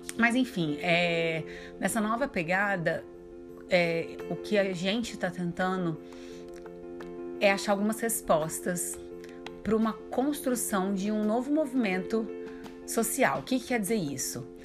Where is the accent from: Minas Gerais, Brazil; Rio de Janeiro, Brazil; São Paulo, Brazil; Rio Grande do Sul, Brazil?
Minas Gerais, Brazil; accent: mineiro; meu sotaque mineiro que eu amo